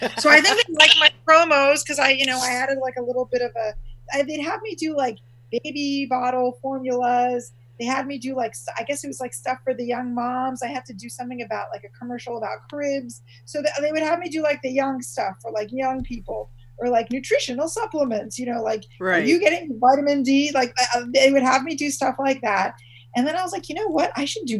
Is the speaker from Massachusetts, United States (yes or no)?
no; Washington, District of Columbia, United States; I'm from Washington, D.C., born and raised, and that's a very political town.